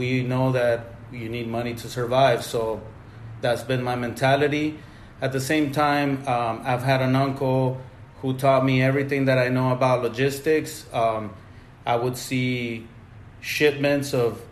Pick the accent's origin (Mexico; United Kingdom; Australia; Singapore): Mexico; moved away; I grew up in Mexico